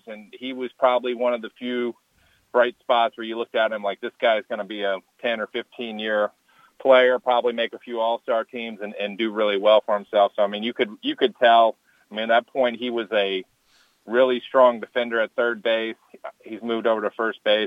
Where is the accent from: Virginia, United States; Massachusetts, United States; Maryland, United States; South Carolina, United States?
Maryland, United States; growing up in Maryland